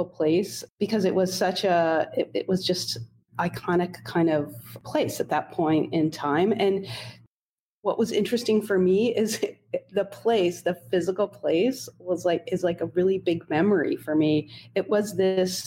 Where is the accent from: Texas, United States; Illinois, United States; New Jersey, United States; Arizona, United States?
New Jersey, United States; Holmdel; I grew up in Homedale, New Jersey, which is it's a suburban town about 45 minutes outside of New York City